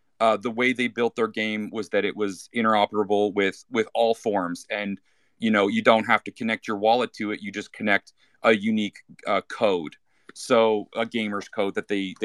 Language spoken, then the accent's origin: English; Canada; first language English; I'm English speaker, I'm from Canada